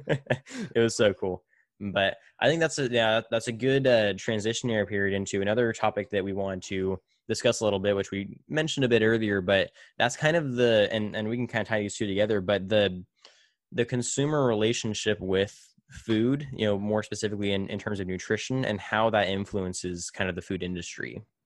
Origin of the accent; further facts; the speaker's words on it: Tulare, California, United States; moved away; back in my hometown of Tulare